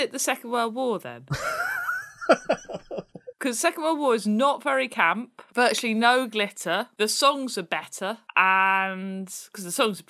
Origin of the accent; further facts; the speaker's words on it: United Kingdom; Yeah, but we are British, Simon